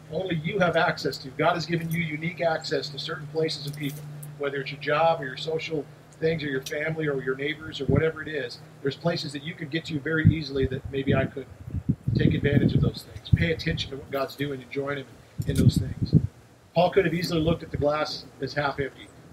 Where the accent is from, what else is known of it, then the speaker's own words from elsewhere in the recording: United States; we have a lot of amazing rights as American Christians